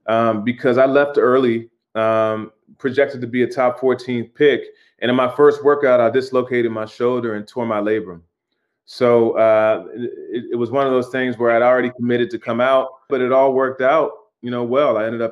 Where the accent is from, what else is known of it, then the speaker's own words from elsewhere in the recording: Washington, District of Columbia, United States; So I grew up in Washington, D.C. I grew up, my dad was an ophthalmologist. Mom was actually a Latin scholar and a nurse. And it was a great place to grow up. You know, I went to school with Chelsea Clinton